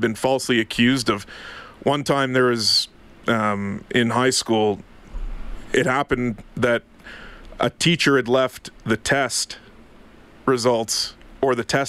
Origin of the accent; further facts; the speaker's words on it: Ottawa, Ontario, Canada; Born and raised in Ottawa.